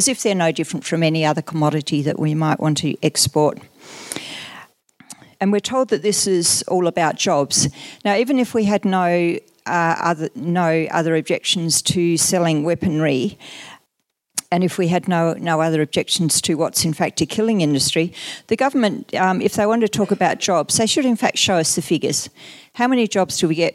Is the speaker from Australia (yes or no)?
yes; Australia